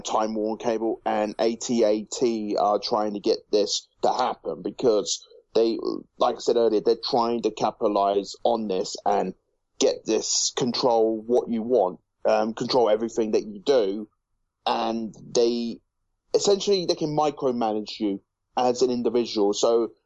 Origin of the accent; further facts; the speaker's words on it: United Kingdom; Again, I'm not from the US either. I'm from the UK, if you can't tell by my accent